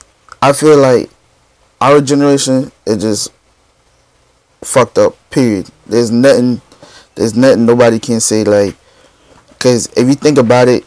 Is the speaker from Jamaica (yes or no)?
yes; Jamaica; I'm Jamaican too